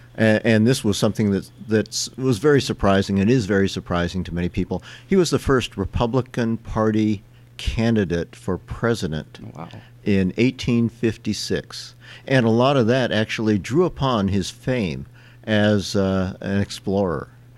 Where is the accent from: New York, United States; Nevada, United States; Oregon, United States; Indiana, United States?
Nevada, United States; Sparks; also born or lived in Yerington, Nevada / Fallon, Nevada / Bay Area, California; I was born in Nevada, in Yerington, but lived in Fallon and pretty much grew up in Sparks. And went through K through 12 in Sparks